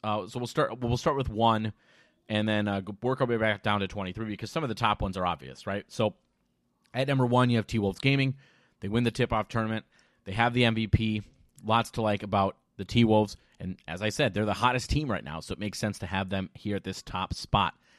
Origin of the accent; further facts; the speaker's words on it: Minnesota, United States; I'm from Minnesota